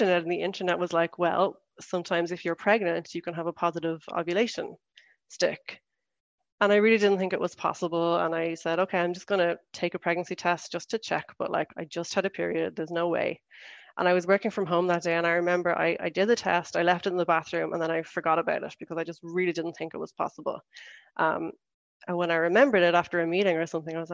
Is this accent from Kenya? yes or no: no; Ireland; moved away as an adult; now in Switzerland; I'm from Ireland and I've been living in Switzerland since 2017.